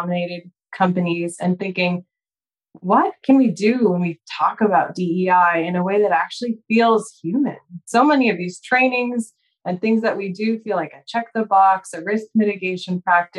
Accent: Spokane, Washington, United States; also born or lived in Chicago area / Seattle area, Washington; I was born in the Chicago area and grew up in Spokane, Washington, on the east side of the state.

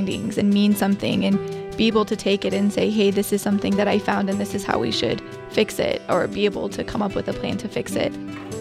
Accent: Petersburg, Alaska, United States; I am from Southeast Alaska, a little island called Petersburg. The community that I'm from has a large Alaska Native population

